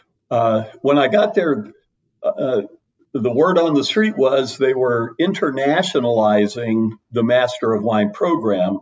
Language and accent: English; Miami, Florida, United States; started cooking when I was 14 growing up in Miami, Florida